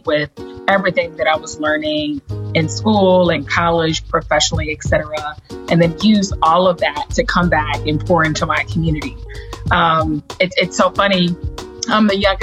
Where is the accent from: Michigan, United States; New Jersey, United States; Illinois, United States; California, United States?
Illinois, United States; Chicago; moved away as an adult; also born or lived in New York / Washington, D.C.; I am originally from the South Side of Chicago. I grew up in the South Shore neighborhood.